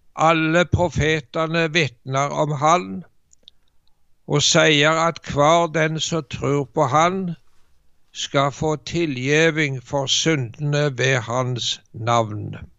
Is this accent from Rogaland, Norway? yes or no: yes; Jæren, Rogaland, Norway; moved away; jeg er født og oppvokst på Jæren